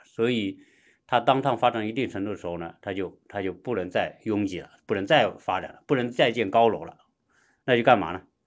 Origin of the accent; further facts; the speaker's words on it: China; now in United States; 作为一个中国人吧，在美国过，过这些节呢